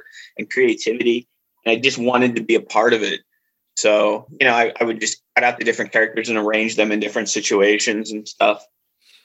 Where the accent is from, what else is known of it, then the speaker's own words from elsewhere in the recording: Northeastern Ohio, United States; moved away as an adult; now in West Virginia, United States; I'm from Ohio originally, Northeastern Ohio